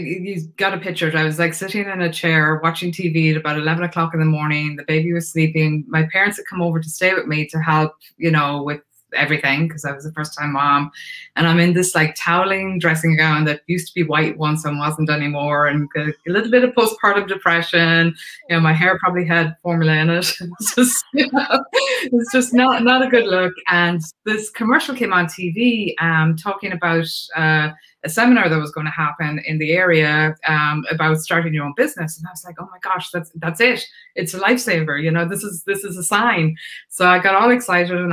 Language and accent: English; Ireland; moved away as an adult; now in United States; I'm Irish. So I came from Ireland. I came over here in 1989